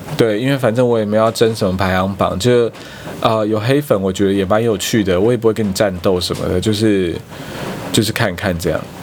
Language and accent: Chinese; eastern Taiwan, Taiwan; 那总之我就非常喜欢去花蓮，因为我是东部人嘛